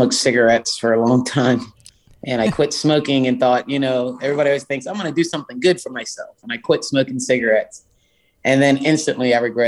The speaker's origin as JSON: {"language": "English", "town": "Charleston", "region": "South Carolina", "country": "United States", "tie": "born or raised there", "said": "Charleston, South Carolina is my hometown. I love it. I grew up in downtown Charleston."}